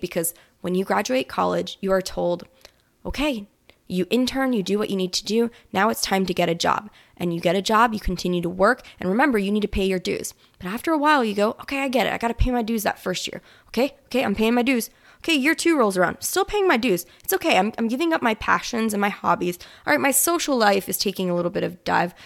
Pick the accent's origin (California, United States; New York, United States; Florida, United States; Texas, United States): Florida, United States; now in New Orleans, United States; I'm originally from Florida